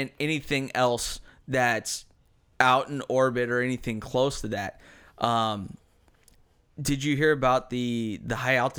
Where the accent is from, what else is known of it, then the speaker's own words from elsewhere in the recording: United States; We're American.